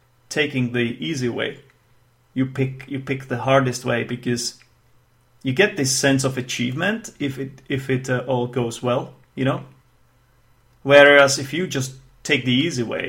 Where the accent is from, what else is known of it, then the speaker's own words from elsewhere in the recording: Czechia; first language Czech; English is a second language; my native tongue, actually, which is Czech, because I'm from the Czech Republic, or Czechia, if you will